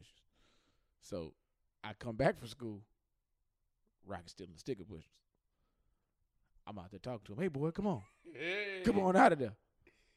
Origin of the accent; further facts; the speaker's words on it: Houston, Texas, United States; I'm from Houston